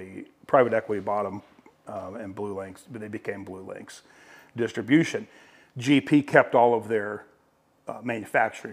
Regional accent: Ohio, United States; moved away as an adult; also born or lived in Virginia Beach / Tennessee; now in Minnesota, United States; I grew up in Ohio

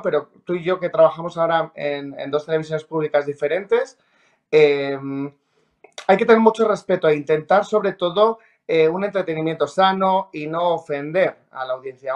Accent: Treviana, La Rioja, Spain; also born or lived in Logroño; yo nací en Logroño y soy de Treviana de La Rioja

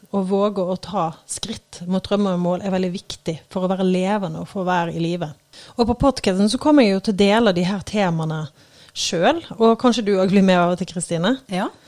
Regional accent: Eikelandsosen, Vestland, Norway; now in Oslo, Norway; Jeg kommer jo fra Eikelandsosen, en liten bygd utenfor, uh, utenfor Bergen, da. Uh, og, uh, men jeg har jo bodd utrolig mange forskjellige plasser. Nå bor jeg i Oslo, på Tøyen faktisk

